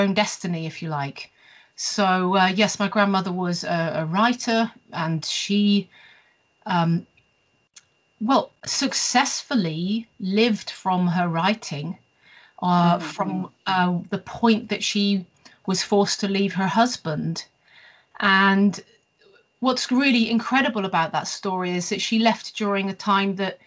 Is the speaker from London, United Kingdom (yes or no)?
no; the West Country, near Bath, South West England, United Kingdom; moved away as an adult; also born or lived in Bristol / Staffordshire; now in Sweden; I was born in Bristol, the United Kingdom, and after a short period, we moved to the West Country, if you like, to an area not too far from Bath